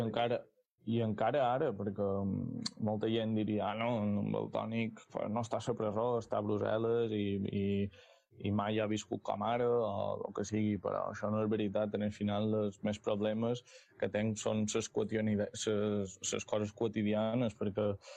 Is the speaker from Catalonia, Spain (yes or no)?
no; Mallorca, Balearic Islands, Spain; som mallorquí